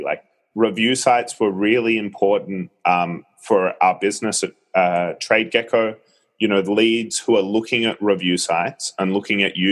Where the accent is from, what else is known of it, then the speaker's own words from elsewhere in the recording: Australia; moved away as an adult; now in Singapore; I'm from Australia. Apologies to your listeners if they struggle to understand my accent, which hasn't quite faded away despite nearly 5 years in Singapore.